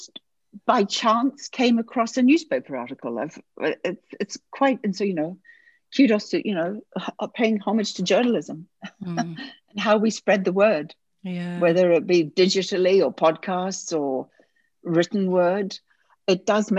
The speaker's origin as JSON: {"language": "English", "country": "New Zealand", "tie": "born or raised there", "also_born_or_lived": "United Kingdom", "moved": "as an adult", "said": "I'm originally from New Zealand, which is where I grew up and was raised and so on. And at a fairly young age, I left for the UK"}